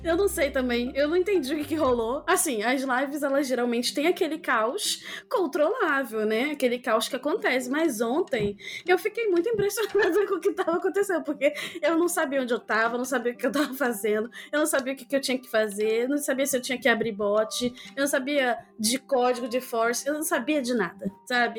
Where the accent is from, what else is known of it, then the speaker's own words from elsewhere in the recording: Rio de Janeiro, Brazil; em Bangu, onde eu cresci